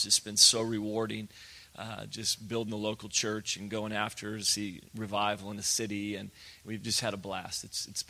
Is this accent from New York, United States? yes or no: no; Redding, California, United States; I was born and raised in Redding, California